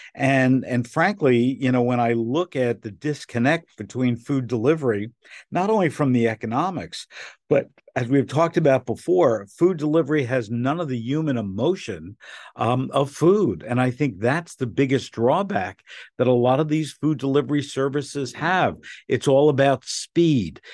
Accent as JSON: {"language": "English", "town": "Newark", "region": "New Jersey", "country": "United States", "tie": "born or raised there", "said": "growing up in Newark, where you had a bagel place"}